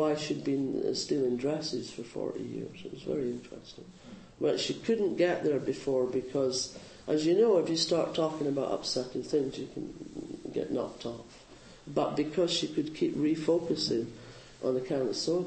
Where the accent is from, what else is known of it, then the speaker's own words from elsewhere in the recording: Scotland, United Kingdom; now in Bay Area, United States; I'm Scottish